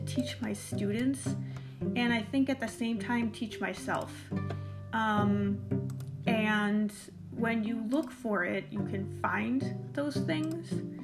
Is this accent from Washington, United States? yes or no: no; Hoffman Estates, Illinois, United States; I grew up in Hofford Estates. I went to Friend High School